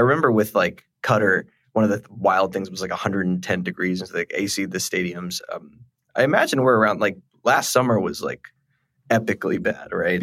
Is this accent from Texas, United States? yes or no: yes; Texas, United States; as a Texan